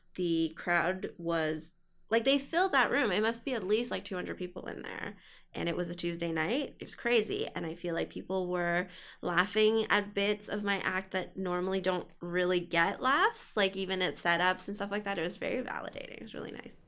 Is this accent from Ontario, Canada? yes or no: yes; Ottawa, Ontario, Canada; moved away as an adult; now in Toronto, Canada; I did high school there